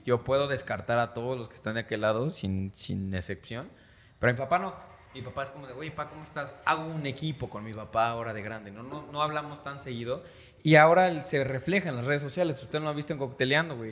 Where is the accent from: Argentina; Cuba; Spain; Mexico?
Mexico; Mexico City; nosotros somos de la Ciudad de México, es el centro de la República Mexicana